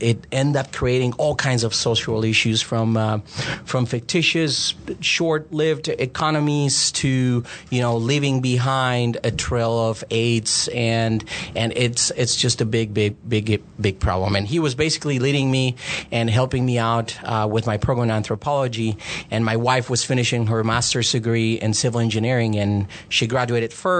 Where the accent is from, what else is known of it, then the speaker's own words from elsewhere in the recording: Colombia; accent: Hispanic; English is a second language; moved away as an adult; also born or lived in Nebraska, United States; now in United States; I'm originally from Colombia and South America. English is not my first language. I came to the United States in 2000 and landed in Nebraska